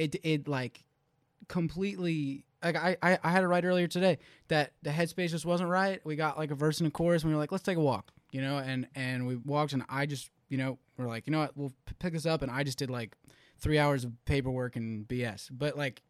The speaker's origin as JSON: {"language": "English", "town": "Philadelphia", "region": "Pennsylvania", "country": "United States", "said": "I'm from Philly, I don't know anyone here"}